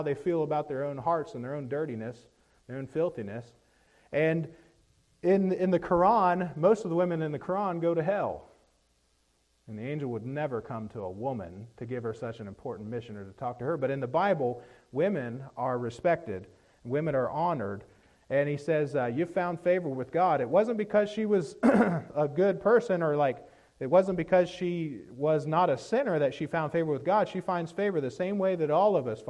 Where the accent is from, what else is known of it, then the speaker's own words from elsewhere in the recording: Appalachia, United States; I'm from Appalachia